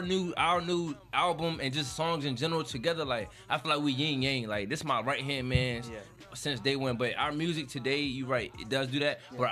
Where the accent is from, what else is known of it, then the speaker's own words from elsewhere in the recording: Newark, New Jersey, United States; moved away; I'm from Newark, New Jersey. That's where I'm from.